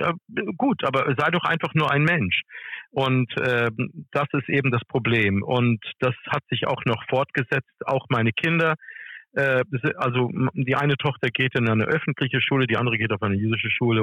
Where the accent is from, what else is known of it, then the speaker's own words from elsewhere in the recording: United States; now in Germany; ich komme aus den USA